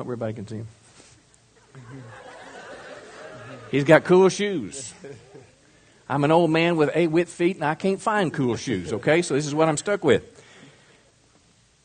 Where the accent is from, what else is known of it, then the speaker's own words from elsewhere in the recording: Mississippi, United States; moved away; I'm from Mississippi